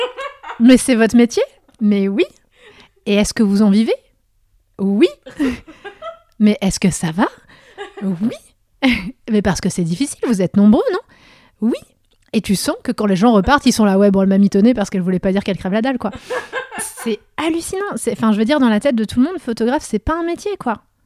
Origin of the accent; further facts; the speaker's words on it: Vosges, Grand Est, France; moved away; also born or lived in Meurthe-et-Moselle; je suis fille de médecin, de médecin de, de toute petite ville des Vosges mais j'ai quand même ce contexte-là où j'ai grandi